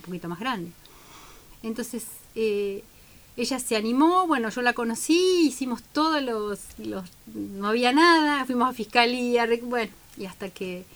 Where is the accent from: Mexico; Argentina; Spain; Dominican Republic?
Argentina; Santa Cruz; now in Bahía Blanca, Argentina; vengo de Santa Cruz Pico